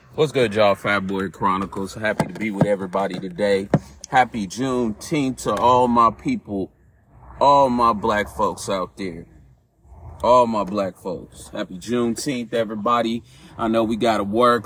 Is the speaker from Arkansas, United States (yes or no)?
no; California, United States; I grew up in California.